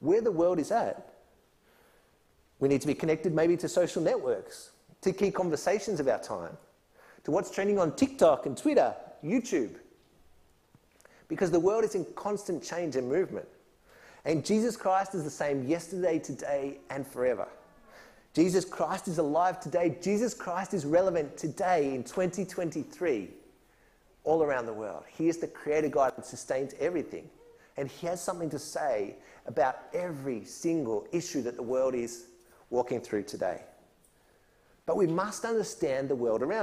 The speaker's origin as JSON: {"language": "English", "country": "Australia", "tie": "born or raised there", "also_born_or_lived": "Mexico", "moved": "as an adult", "said": "I'm an Aussie. I grew up my whole young life here"}